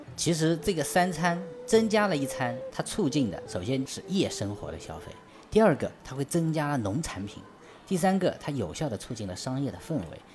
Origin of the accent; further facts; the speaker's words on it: China; 我们中国人